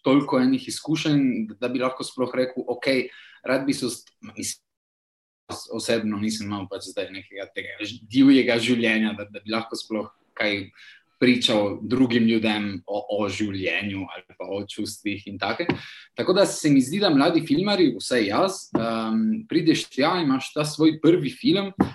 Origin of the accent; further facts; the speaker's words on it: Trieste, Friuli-Venezia Giulia, Italy; moved away as an adult; now in Turin, Italy; Rodil sem se v Trstu, za mejski slovenc.